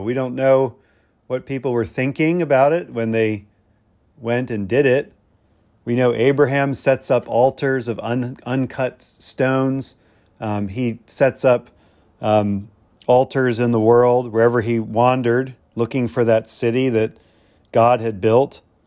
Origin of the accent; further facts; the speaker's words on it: Pennsylvania, United States; I grew up in Pennsylvania, where my neighbors, rural neighbors